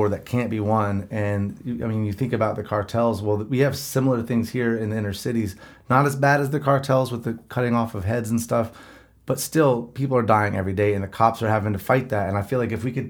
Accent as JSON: {"language": "English", "region": "the Bible Belt", "country": "United States", "said": "I'm from the Bible Belt"}